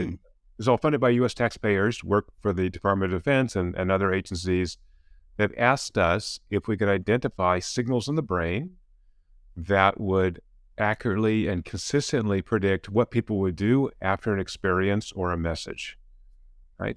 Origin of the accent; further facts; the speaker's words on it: California, United States; I come from California. I'm a professor at Claremont Ag University